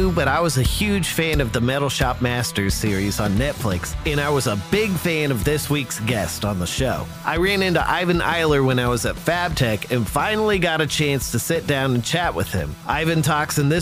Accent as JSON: {"language": "English", "region": "Colorado", "country": "United States", "tie": "born or raised there", "also_born_or_lived": "Albuquerque, New Mexico", "moved": "yes", "lives_now": "Greensboro, United States", "said": "I grew up in Colorado, so I love the snow. I live out in North Carolina"}